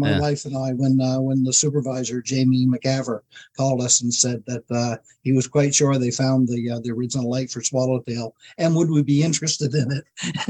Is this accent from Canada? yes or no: yes; Grand Manan, New Brunswick, Canada; also born or lived in Guelph, Ontario; I was born on Grand Manan.